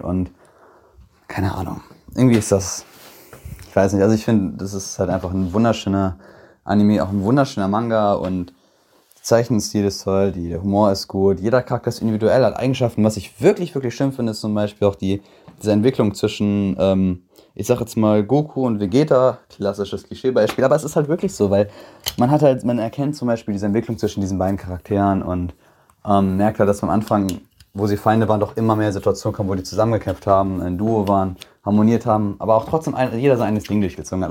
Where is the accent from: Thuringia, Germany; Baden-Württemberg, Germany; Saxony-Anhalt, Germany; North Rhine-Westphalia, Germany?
North Rhine-Westphalia, Germany; Bad Oeynhausen; komme aus OWL, aus Bad Oeynhausen